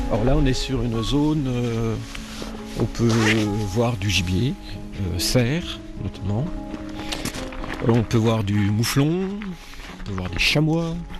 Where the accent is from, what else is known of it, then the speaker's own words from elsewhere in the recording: near Besançon, Bourgogne-Franche-Comté, France; moved away as an adult; now in Cantal, France; Je suis franc-comtois, je suis exactement de Besançon, à côté de Besançon, un petit village. Et je suis dans le Cantal depuis 25 ans